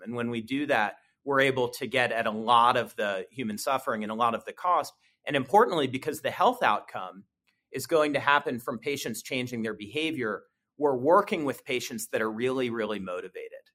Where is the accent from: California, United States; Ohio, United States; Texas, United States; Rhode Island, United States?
Ohio, United States; Columbus; I was born and raised here in Columbus. I grew up here.